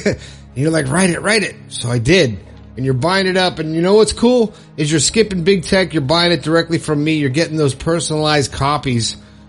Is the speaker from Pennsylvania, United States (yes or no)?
no; Long Island, New York, United States; I'm 57 from Long Island, New York